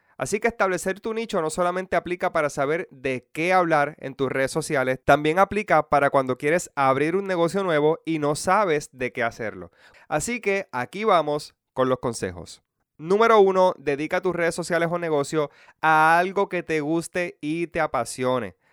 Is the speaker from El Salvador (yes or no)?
no; Puerto Rico; puertorriqueños de toda la isla o solamente a mi pueblo y pueblos cercanos